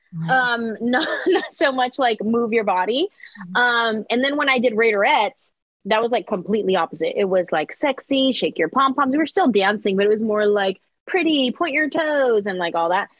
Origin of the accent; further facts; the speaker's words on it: San Jose, California, United States; this little Mexican girl from San Jose who bounced around to a bunch of different high schools